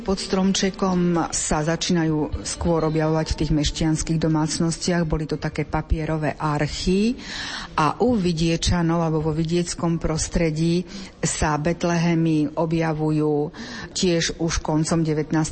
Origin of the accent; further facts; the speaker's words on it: eastern Slovakia, Slovakia; u nás na východe sa tomu hovorilo bobajky